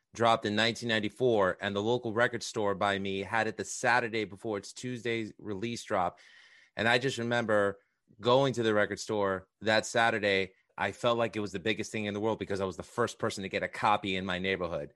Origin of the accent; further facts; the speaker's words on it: New York City, New York, United States; I grew up in New York City. I was a Bridge and Tunnel kid